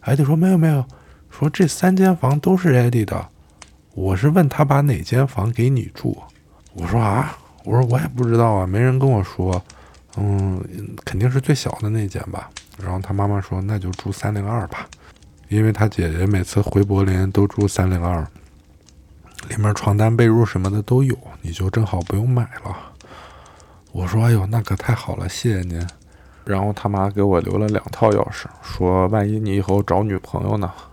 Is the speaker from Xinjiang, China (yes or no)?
yes; Xinjiang, China; moved away as an adult; also born or lived in Beijing / Berlin; 我是個新疆人